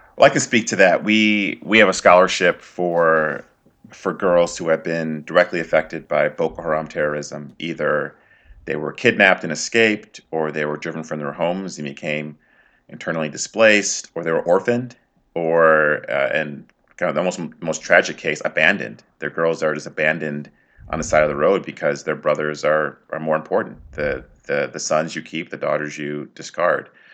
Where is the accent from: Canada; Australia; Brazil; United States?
United States; I was born and raised here in the U.S.